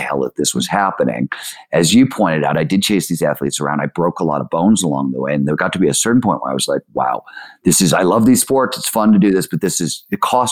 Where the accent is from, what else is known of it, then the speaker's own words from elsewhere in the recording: Cleveland, Ohio, United States; I grew up in Cleveland, Ohio